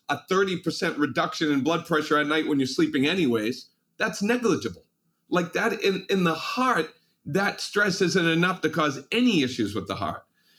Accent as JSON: {"language": "English", "town": "Malden", "region": "Massachusetts", "country": "United States", "tie": "born or raised there", "said": "I can still remember when I was 6 years old, I grew up in Malden, Massachusetts. And that was on a busy city street, cars going by."}